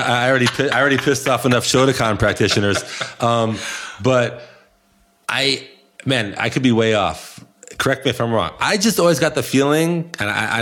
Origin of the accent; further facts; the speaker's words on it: New York City, New York, United States; I'm born and raised in Brooklyn, living in Brooklyn.